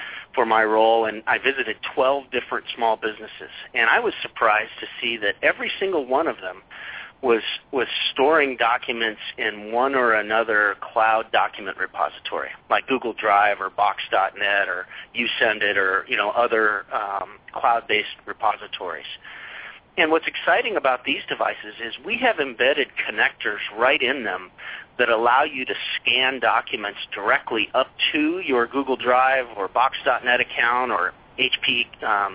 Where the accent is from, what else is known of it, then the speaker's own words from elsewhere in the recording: Colorado, United States; moved away as an adult; also born or lived in Indiana; I grew up in Colorado